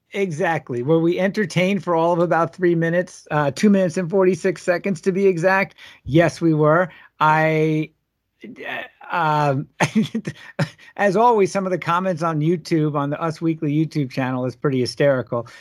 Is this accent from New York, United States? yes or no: yes; Long Island, New York, United States; now in Minneapolis, United States; growing up in Long Island